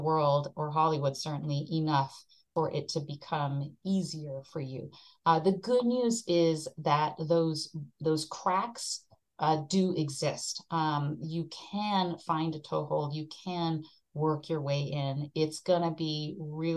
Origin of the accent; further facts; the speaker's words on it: Japan; moved away as an adult; I came from Japan. I was born and raised in Japan.